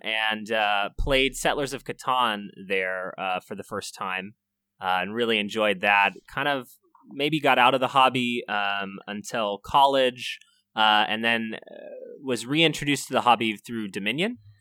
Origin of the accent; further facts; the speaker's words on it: California, United States; I'm from California